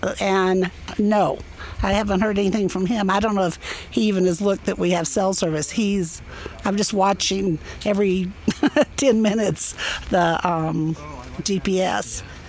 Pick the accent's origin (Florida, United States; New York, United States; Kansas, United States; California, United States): Florida, United States; Miami; Miami, Florida.